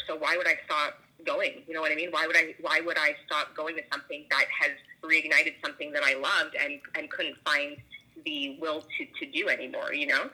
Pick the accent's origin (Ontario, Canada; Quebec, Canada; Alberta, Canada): Ontario, Canada; Toronto; moved away; I currently don't live in Toronto. I'm from Toronto.